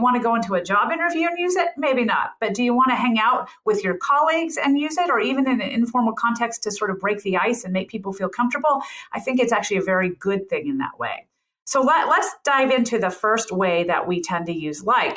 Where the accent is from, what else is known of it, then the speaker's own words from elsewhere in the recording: Memphis, Tennessee, United States; accent: Southern; I grew up in Memphis, Tennessee